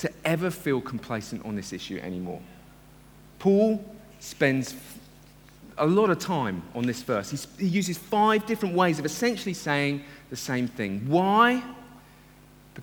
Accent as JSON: {"language": "English", "country": "United Kingdom", "said": "I love being a Brit and coming from Britain"}